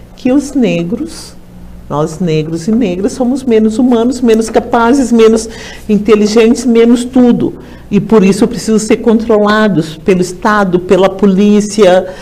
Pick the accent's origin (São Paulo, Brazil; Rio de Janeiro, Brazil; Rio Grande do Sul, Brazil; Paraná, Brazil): Rio Grande do Sul, Brazil; Lá no meu estado, no Rio Grande do Sul